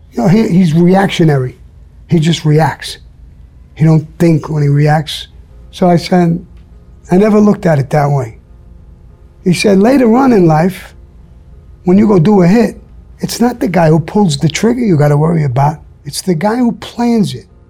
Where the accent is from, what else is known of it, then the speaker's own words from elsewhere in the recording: New York, United States; I'm from New York.